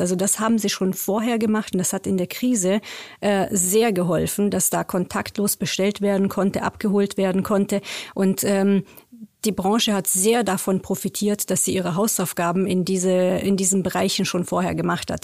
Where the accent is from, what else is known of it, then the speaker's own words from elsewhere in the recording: Romania; now in Germany; Ich komme aus Rumänien